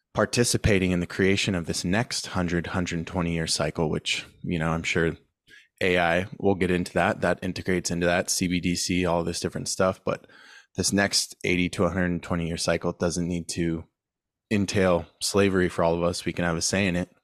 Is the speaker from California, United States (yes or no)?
yes; San Diego, California, United States; I'm from San Diego, born and raised